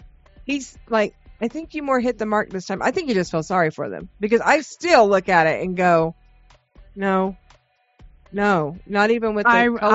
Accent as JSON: {"language": "English", "region": "Midwest", "country": "United States", "tie": "born or raised there", "also_born_or_lived": "the South", "moved": "yes", "said": "our summer nights in the Midwest, growing up in the Midwest."}